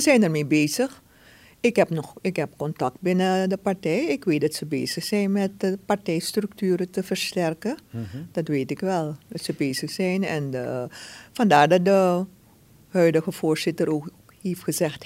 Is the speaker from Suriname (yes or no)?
yes; Suriname; zijn we Surinamers